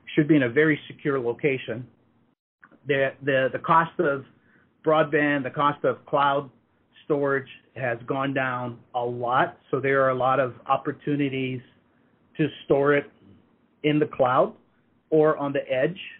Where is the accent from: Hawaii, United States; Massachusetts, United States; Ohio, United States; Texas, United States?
Hawaii, United States; moved away as an adult; also born or lived in Redmond, Washington; I grew up in Hawaii